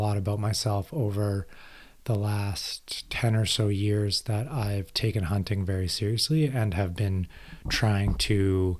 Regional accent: Iqaluit, Nunavut, Canada; Growing up in Iqaluit, Nunavut, I was surrounded by the Inuit culture, a lot of hunting when my family first moved up there.

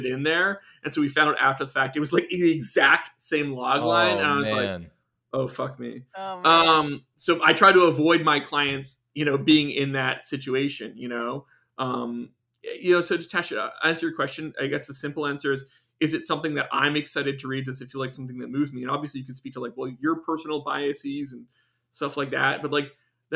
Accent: Canada; moved away; I'm an immigrant, I'm from Canada

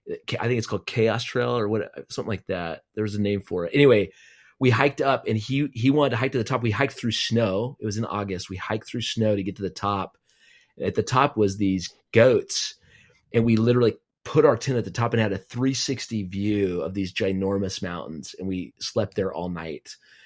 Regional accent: the West, United States; Cause I grew up in the West, and I grew up with big mountains and hiking peaks, 14,000 peaks.

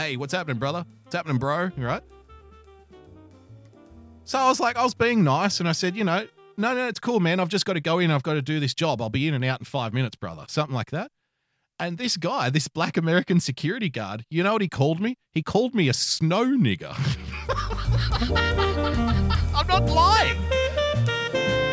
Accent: Australia; being an Australian

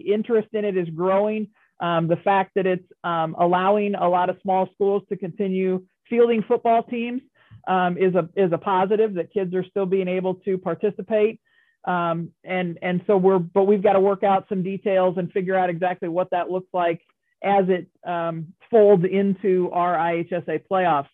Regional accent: Cambridge, Illinois, United States; I grew up in Cambridge

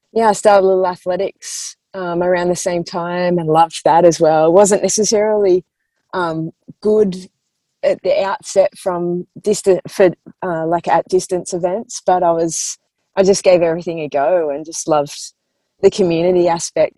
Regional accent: Grays Point, New South Wales, Australia; I grew up in Grace Point. It's a little leafy town in the Sutherland Shire.

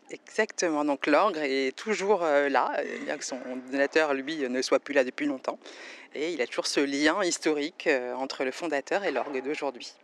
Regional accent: France; en tant que française

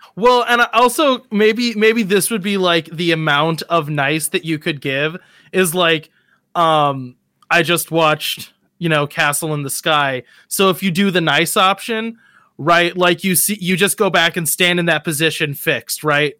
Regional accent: United States; me as an American

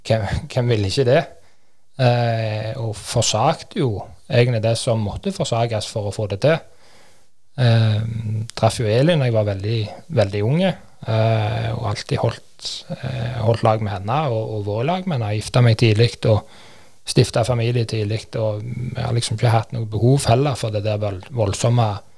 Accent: Kvernland, Rogaland, Norway; trente hjemme på Kvernland

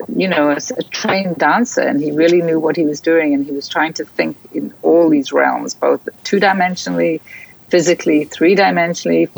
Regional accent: South Africa; growing up in South Africa, which I think is a very important part of my my DNA.

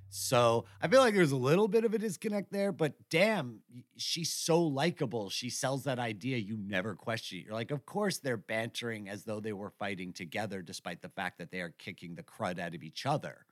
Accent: New York, United States; as a New Yorker

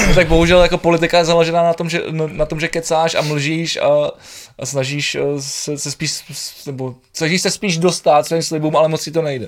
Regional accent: Prague, Czechia; kluk ze Žižkova, ty vole, který, který v podstatě se tam pohyboval celý život na Koněvě

